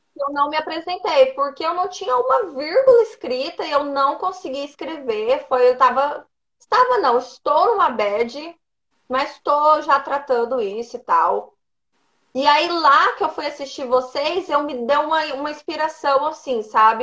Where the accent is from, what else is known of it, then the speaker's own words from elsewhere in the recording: Colíder, Mato Grosso, Brazil; now in Cuiabá, Brazil; Em Colíder, no interior aqui do Mato Grosso.